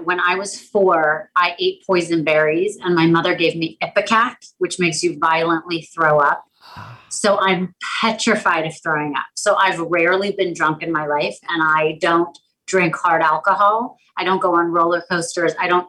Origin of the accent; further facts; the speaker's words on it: Anchorage, Alaska, United States; born there; I was born in Anchorage, Alaska, and I am currently living in between Palm Beach and New York City.